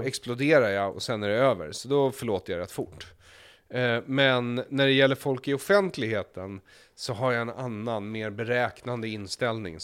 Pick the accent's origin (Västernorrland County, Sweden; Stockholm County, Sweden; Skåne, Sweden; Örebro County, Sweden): Stockholm County, Sweden; Stockholm; jag växte upp i Stockholm